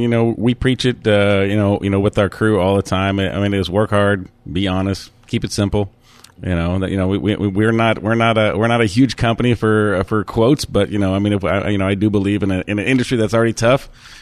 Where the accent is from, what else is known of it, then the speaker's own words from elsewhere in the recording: Germany; born there; As you said, I was born in Germany, and I'm not German. I was born there. I spent a few years there.